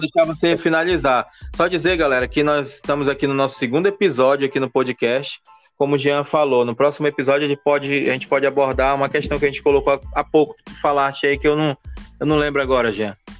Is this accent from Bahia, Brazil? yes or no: no; Manaus, Amazonas, Brazil; also born or lived in Belém; A gente mora aqui, galera, a gente é daqui de Manaus